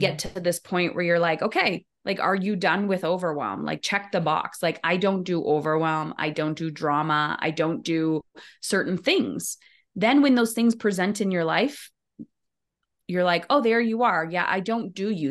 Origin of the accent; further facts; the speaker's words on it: Windsor, Ontario, Canada; I'm in Ontario, in Windsor, right across the kind of river from Detroit. Uh, and I've been here my whole life.